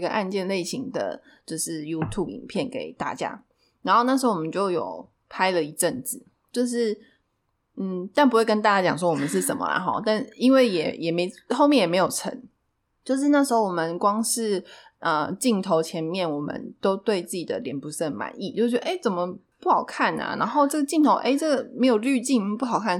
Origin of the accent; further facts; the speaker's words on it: Taichung, Taiwan; now in Taipei, Taiwan; 然后就是因为我来台北，就是我是台中人嘛，我来台北大概也五六年有了吧。